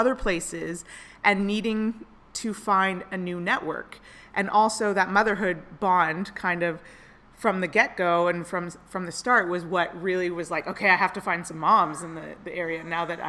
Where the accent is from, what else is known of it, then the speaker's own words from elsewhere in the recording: Toronto, Ontario, Canada; moved away as an adult; now in San Jose, United States; I moved here 3 years ago from Toronto, Canada. My husband got a job here in tech, and then I got a job as well in tech, which was a little bit difficult considering I'm Canadian